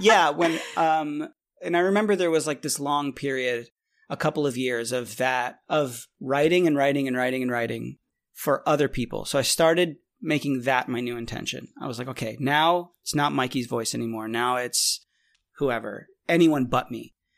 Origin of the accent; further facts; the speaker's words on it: Israel; moved away; also born or lived in Boston; I was born in Israel